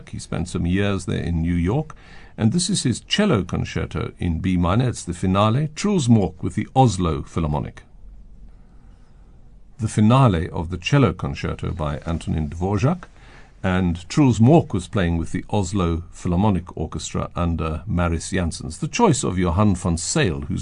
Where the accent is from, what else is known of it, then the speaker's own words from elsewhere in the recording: South Africa; I was from South Africa.